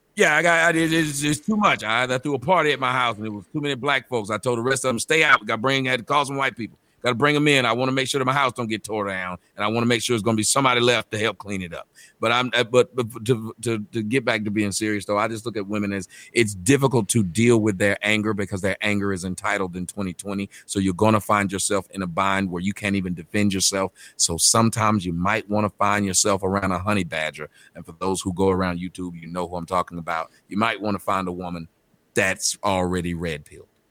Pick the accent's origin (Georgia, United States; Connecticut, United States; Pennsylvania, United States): Georgia, United States; Atlanta; moved away as an adult; also born or lived in Phoenix; I'm from Atlanta